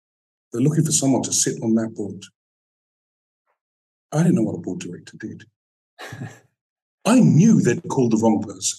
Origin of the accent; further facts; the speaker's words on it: London, United Kingdom; moved away as an adult; also born or lived in New York, United States; I'm a Brit